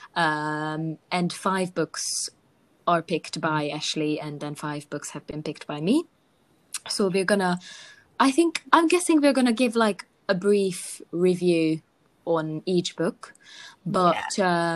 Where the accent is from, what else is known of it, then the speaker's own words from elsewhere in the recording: Hungary; I'm from Hungary